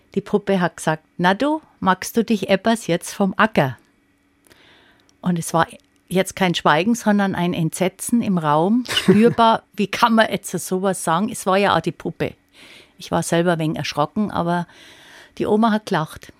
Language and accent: German; Upper Palatinate, Bavaria, Germany; bei uns in der Oberpfalz